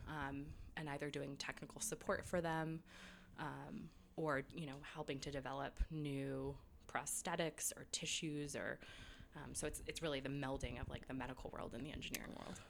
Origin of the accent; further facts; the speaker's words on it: New York, United States; moved away; also born or lived in England / California / Boston; I grew up in New York